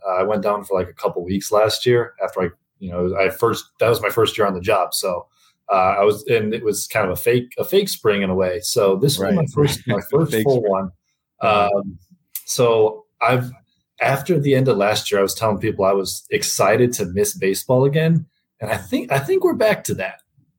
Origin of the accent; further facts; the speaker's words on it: Milwaukee, Wisconsin, United States; also born or lived in Minnesota; So I'm from the Milwaukee area. I went to college in Wisconsin